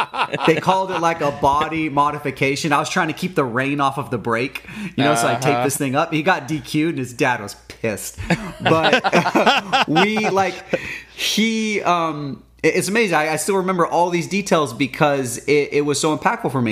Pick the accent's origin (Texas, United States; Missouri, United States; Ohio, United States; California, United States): California, United States; We're from California